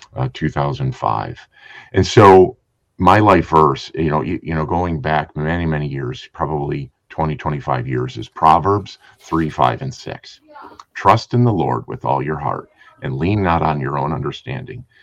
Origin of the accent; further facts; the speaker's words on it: Trenton, Michigan, United States; growing up in Trenton, Michigan